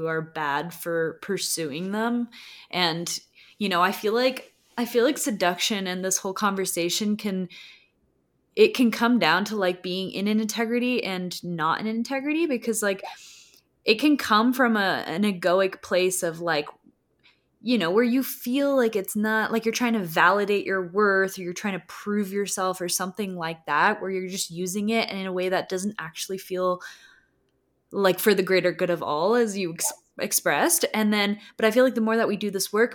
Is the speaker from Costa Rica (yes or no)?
yes; Costa Rica; moved away; growing up in Costa Rica